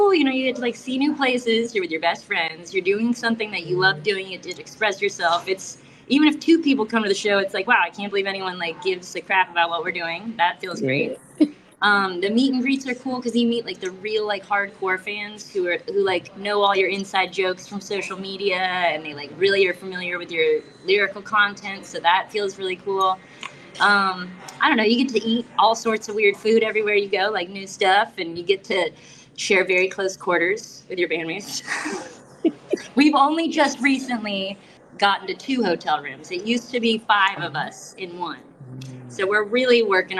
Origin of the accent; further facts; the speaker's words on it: South Florida, United States; I'm from South Florida